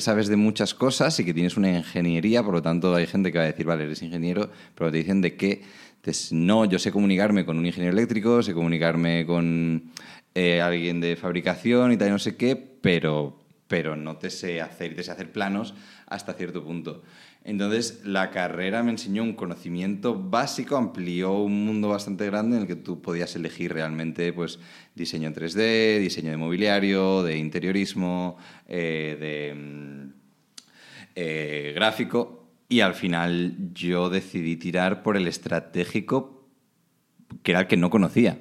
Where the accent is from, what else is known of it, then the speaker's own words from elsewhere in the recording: Alicante, Valencian Community, Spain; moved away as an adult; also born or lived in Oslo; now in Netherlands; soy de Alicante, como te ha dicho. Viví en Alicante hasta los 18, que me fui a estudiar fuera.